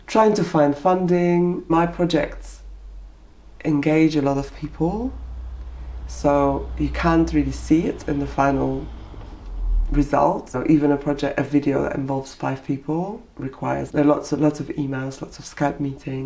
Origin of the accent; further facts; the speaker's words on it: Poland; now in United Kingdom; not being recognised at home as a Polish artist